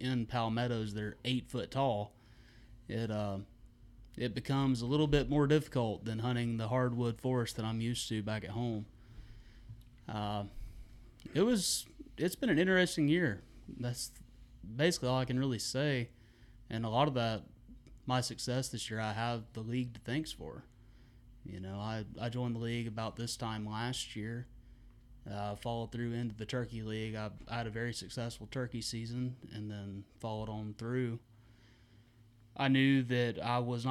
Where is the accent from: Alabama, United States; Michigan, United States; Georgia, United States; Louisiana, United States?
Alabama, United States; I'm down from Alabama